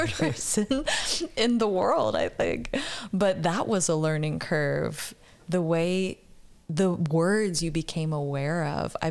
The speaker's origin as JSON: {"language": "English", "region": "Oklahoma", "country": "United States", "said": "I'm from Oklahoma"}